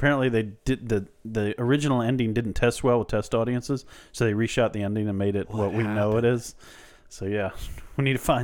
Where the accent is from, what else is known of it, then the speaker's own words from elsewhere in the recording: Chicago, Illinois, United States; I'm from Chicago.